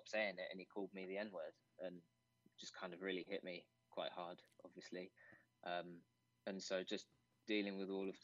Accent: England, United Kingdom; moved away; I'm half English and half Nigerian

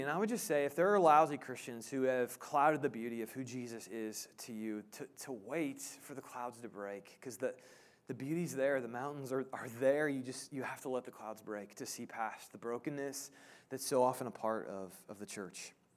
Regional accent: Indiana, Midwest, United States; also born or lived in Illinois; now in Kansas, United States; I grew up in the Midwest, Indiana, Illinois

